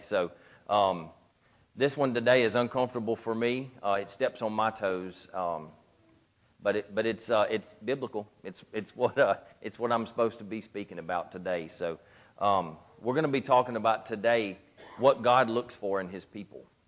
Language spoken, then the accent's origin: English; Gilbert, Louisiana, United States; also born or lived in Ruston, Louisiana; I grew up in Gilbert